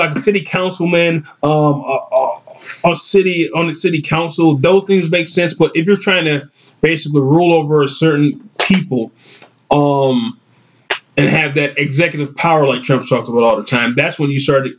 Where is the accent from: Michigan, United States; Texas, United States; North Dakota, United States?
Michigan, United States; Saginaw; the city of Saginaw, my hometown